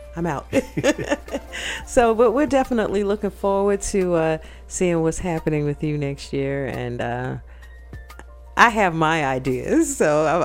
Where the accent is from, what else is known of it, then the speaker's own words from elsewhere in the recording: New York, United States; also born or lived in Miami / Atlanta; now in Brunswick, United States; coming from bigger cities, you know, growing up in New York and places like that.